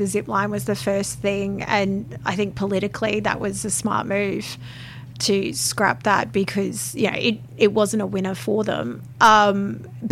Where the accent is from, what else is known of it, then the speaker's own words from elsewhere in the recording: Peachester, Queensland, Australia; growing up in Peachester, you know, where we didn't have any option but to drive